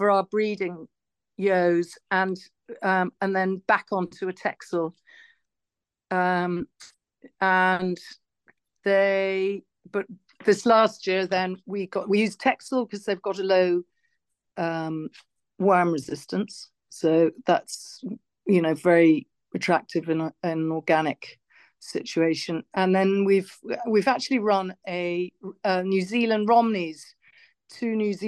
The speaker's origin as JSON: {"language": "English", "town": "Longford", "region": "County Longford", "country": "Ireland", "tie": "born or raised there", "moved": "yes", "lives_now": "County Wicklow, Ireland", "said": "I grew up in Longford, where the land was very flat"}